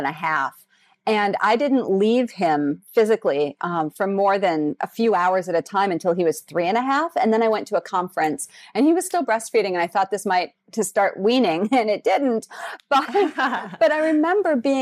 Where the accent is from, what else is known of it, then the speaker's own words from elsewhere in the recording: South Dakota, United States; moved away as an adult; also born or lived in Los Angeles, California; We were living in LA, and I'm originally from South Dakota.